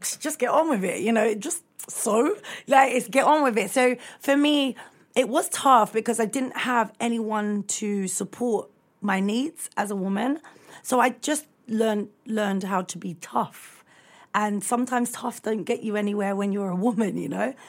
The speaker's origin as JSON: {"language": "English", "region": "London", "country": "United Kingdom", "tie": "born or raised there", "said": "I grew up in Brixton"}